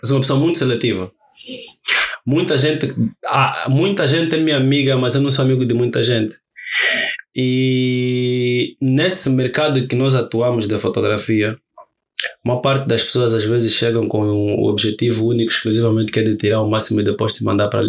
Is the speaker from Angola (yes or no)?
yes; Luanda, Luanda Province, Angola; eu vivo e cresci no Rocha. Uhum. Vivi no Rocha